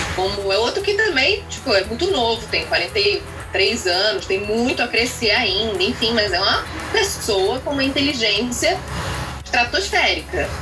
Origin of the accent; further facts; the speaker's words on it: Niterói, Rio de Janeiro, Brazil; eu sou de Niterói